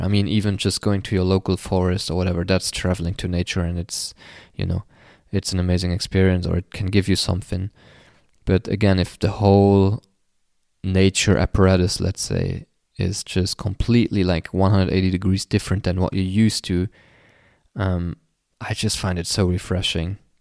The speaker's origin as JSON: {"language": "English", "country": "Luxembourg", "said": "my home country, uh, Luxembourg"}